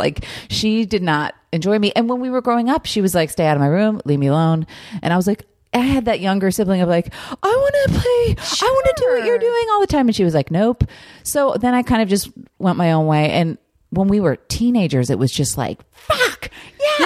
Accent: New Jersey, United States; moved away; I grew up in New Jersey.

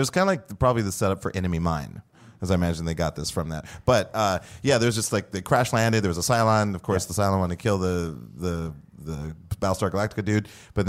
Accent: Great Falls, Montana, United States; also born or lived in Madrid, Spain; I grew up in Montana in Great Falls

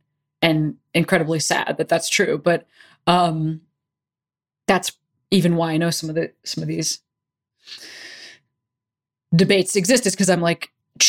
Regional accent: Chicago, Illinois, United States; now in California, United States; I'm a white person that is fourth generation American, and I moved from Chicago, where I heard very little about Japanese American incarceration to California 10 years ago

